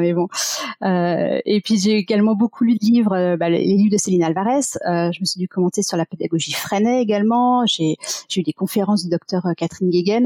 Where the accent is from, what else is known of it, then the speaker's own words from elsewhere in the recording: Paris region, Île-de-France, France; also born or lived in Michigan, United States; j'ai grandi en région parisienne